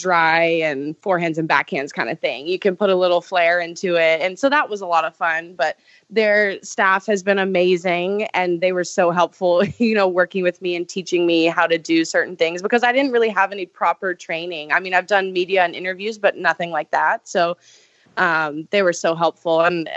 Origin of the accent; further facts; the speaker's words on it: Charleston, South Carolina, United States; make a comeback in Charleston. So I'm so excited to go back there to my hometown